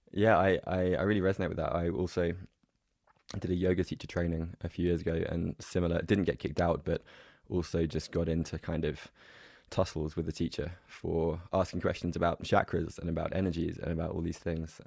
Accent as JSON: {"language": "English", "region": "England", "country": "United Kingdom", "tie": "born or raised there", "said": "my background growing up in England was very much kind of emotionally repressed"}